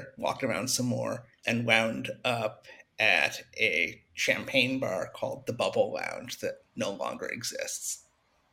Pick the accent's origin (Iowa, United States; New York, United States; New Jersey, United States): New York, United States; I'm from New York.